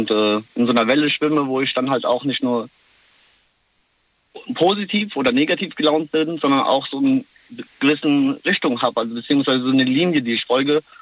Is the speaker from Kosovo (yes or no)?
yes; Kosovo; ich komme selber aus dem Kosovo und mhm. äh, das heißt, ich pendel sehr oft und ja, ich kenne das Gefühl, also ich bin drüben ein Ausländer und hier ein Ausländer.